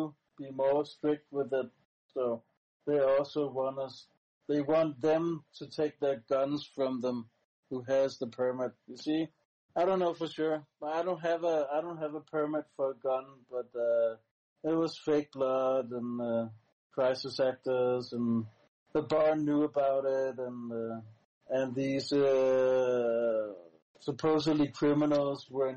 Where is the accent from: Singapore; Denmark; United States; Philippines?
Denmark; first language Danish; English is a second language; I mostly talk in my native language, Danish